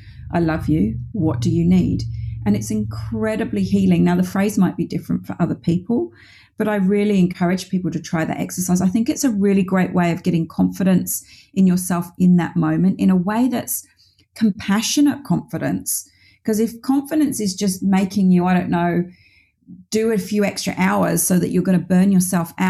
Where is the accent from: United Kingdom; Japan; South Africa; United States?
United Kingdom; I'm from the UK, as you can probably tell from my accent